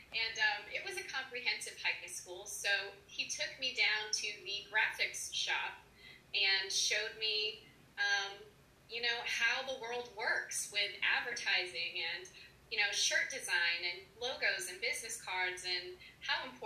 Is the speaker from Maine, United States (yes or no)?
yes; Maine, United States; moved away as an adult; also born or lived in Massachusetts; now in Nashville, United States; I'm from Maine originally.